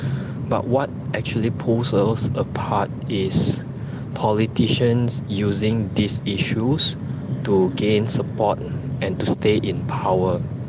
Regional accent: Malaysia; We are exposed to so many different way of thinking that it actually helped us to grow as one, as a Malaysian.

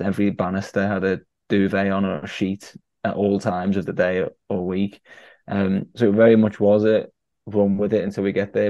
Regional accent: Liverpool, North West England, United Kingdom; my hometown of Liverpool

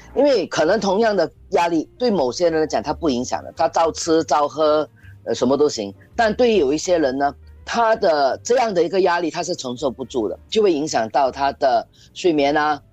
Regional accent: Singapore; 我觉得我们新加坡人很多人就缺了一个玩字

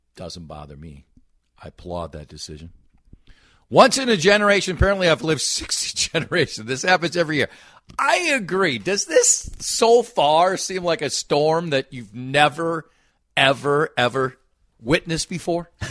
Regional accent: Minnesota, United States; I'm a Minnesotan.

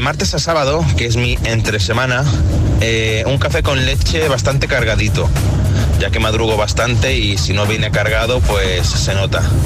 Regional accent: Mallorca, Balearic Islands, Spain; buen mallorquín que soy

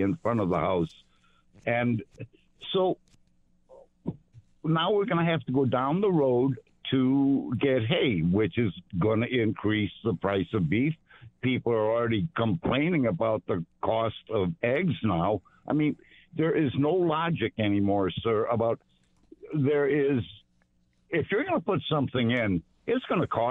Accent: Denmark; now in Sardinia, New York, United States; I was born in Denmark, not Germany

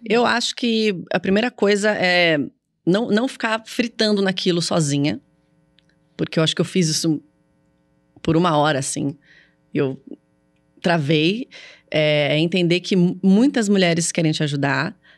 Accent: São Paulo, Brazil; sou paulista, eu falo assim

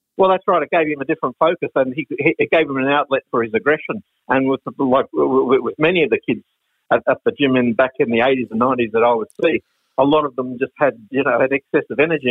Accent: Brisbane, Queensland, Australia; when I was a little boy living in Brisbane, growing up in Brisbane

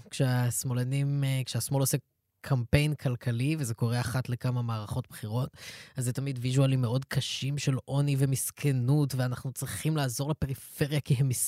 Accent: Ra'anana, Central District, Israel; אני אגיד לך את זה, אני גדלתי ברעננה.

